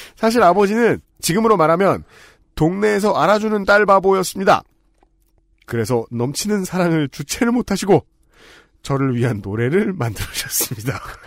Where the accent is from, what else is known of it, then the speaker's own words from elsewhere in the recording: Seoul, South Korea; 서울에서 나고 자란 저는